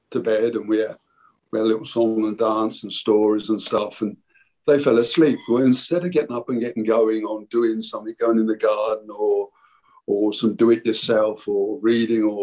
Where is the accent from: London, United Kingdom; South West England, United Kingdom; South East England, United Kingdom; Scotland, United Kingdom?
South East England, United Kingdom; Canterbury; moved away as an adult; also born or lived in Bristol; we moved away to Bristol from Canterbury, where I grew up.